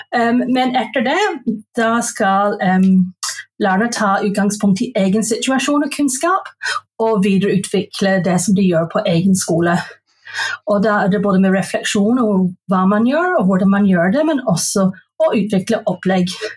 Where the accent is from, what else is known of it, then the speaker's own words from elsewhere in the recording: Belfast, Northern Ireland, United Kingdom; Norwegian is a second language; moved away as an adult; now in Norway; jeg er født og oppvokst i Belfast